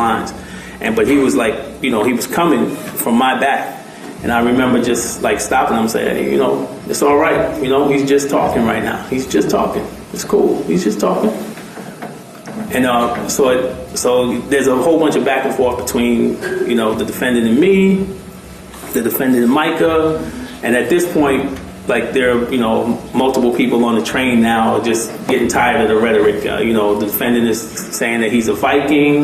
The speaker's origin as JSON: {"language": "English", "town": "New York City", "region": "New York", "country": "United States", "tie": "born or raised there", "moved": "yes", "said": "I grew up in Brooklyn, New York"}